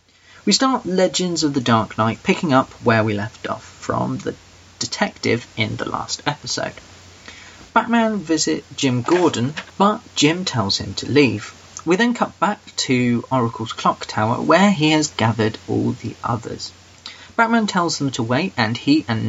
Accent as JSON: {"language": "English", "region": "England", "country": "United Kingdom", "said": "I'm that English guy"}